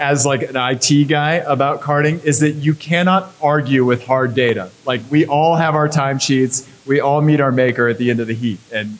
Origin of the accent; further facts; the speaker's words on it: Missouri, United States; I grew up in Missouri.